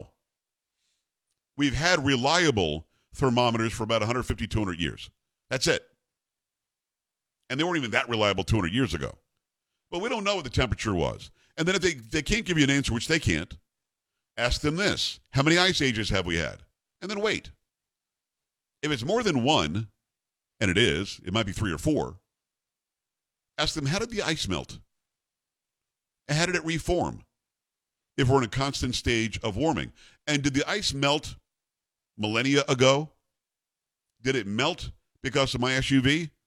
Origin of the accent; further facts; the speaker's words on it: Metro New York, United States; moved away; also born or lived in Albany / Rochester; I'm from Metro New York.